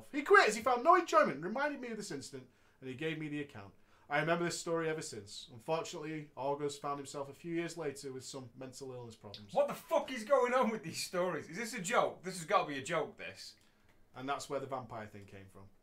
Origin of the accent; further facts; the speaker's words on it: Wigan, North West England, United Kingdom; I'm from Wigan, mate. Wigan, mate.